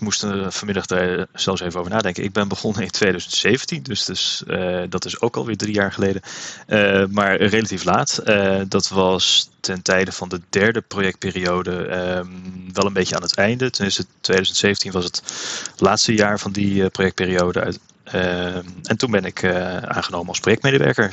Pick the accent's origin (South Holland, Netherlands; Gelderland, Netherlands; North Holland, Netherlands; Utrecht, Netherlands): Utrecht, Netherlands; Woudenberg; also born or lived in Amersfoort; ik kom zelf uit Woudenberg, eh, ben opgegroeid in de toenmalige Nederlands hervormde kerk toen nog.